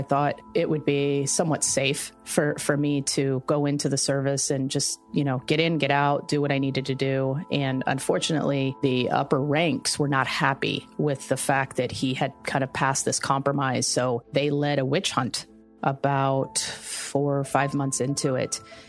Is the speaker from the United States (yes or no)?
yes; Tampa, Florida, United States; I call Tampa home because I went to high school here.